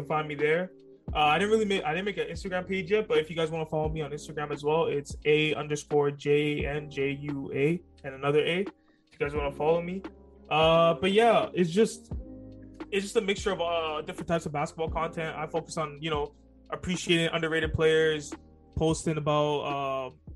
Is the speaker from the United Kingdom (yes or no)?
no; Toronto, Ontario, Canada; Born in Toronto